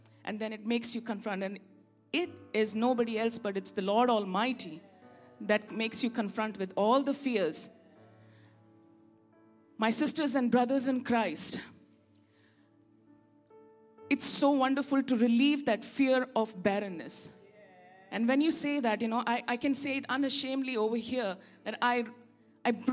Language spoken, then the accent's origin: English; India; I'm an Indian after all